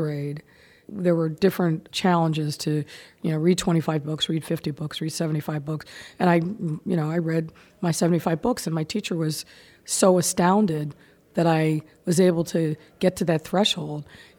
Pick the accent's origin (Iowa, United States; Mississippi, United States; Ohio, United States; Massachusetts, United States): Ohio, United States; Massillon; growing up in Maslin, in a pretty segregated city where my family lived on the west side of town